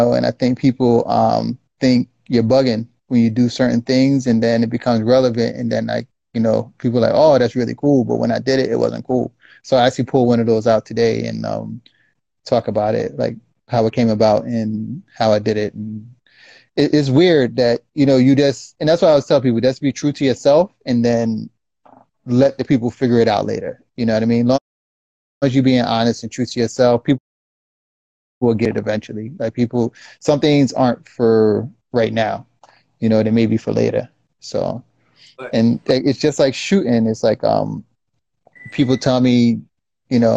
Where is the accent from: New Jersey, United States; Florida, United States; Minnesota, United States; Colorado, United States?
New Jersey, United States; Irvington; we grew up in Irvington